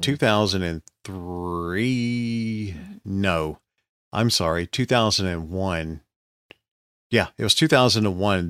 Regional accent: Geneva, Alabama, United States; we've got two massive rivers in Alabama that form in my, uh, in my hometown

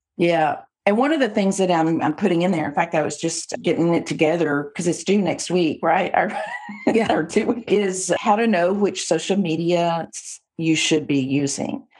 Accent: Texas, United States; I'm a Texan

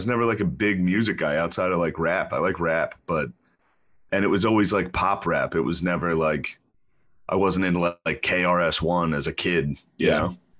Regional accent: Mechanicsburg, Pennsylvania, United States; moved away as an adult; also born or lived in Philadelphia, Pennsylvania; now in New York, United States; I was from Mechanicsburg, Pennsylvania.

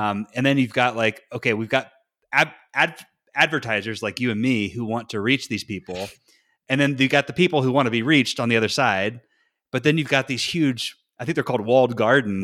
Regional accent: Morganton, North Carolina, United States; moved away; my hometown, uh, which is actually called Morganton

